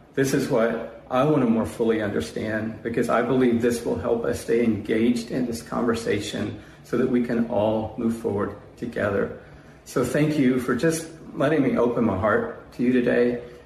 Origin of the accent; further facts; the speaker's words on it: Atlanta, Georgia, United States; grow up in Atlanta